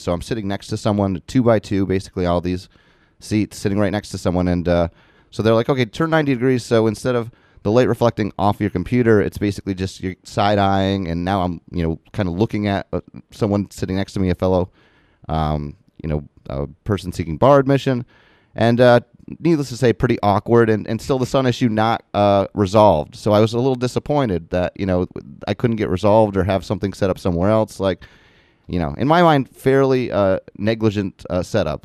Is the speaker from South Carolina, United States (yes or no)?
no; Morrisonville, New York, United States; also born or lived in Plattsburgh, New York / Malone, New York / South Portland, Maine; we moved here back to where I was born, next to where my mother's family was in Morrisonville, New York